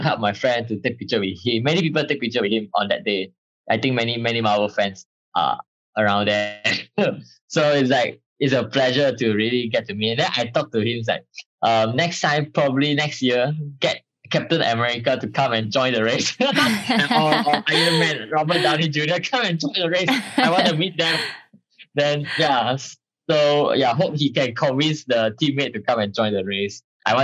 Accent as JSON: {"language": "English", "country": "Malaysia", "said": "I'm from Malaysia."}